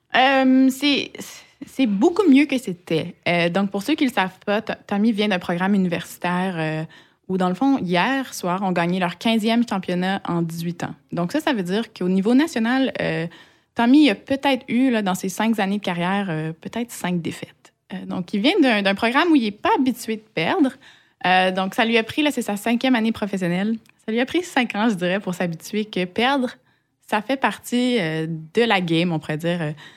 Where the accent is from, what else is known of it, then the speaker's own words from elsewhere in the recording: Quebec, Canada; bien que j'ai été élevée au Québec, euh, j'ai pas des, parents québécois